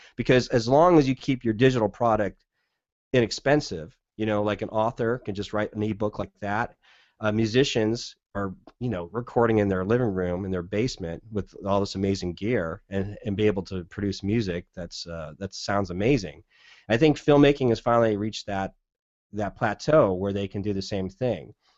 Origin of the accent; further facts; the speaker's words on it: Southern California, United States; now in Portland, United States; growing up in Southern California, I kinda know the desert landscape